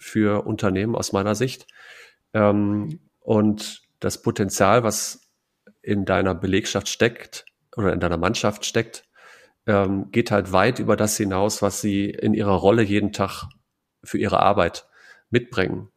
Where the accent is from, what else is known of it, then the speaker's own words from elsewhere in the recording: Münsterland, North Rhine-Westphalia, Germany; ich bin da äh, tief verwurzelt. Ich mag die Menschen, ich mag die Heimat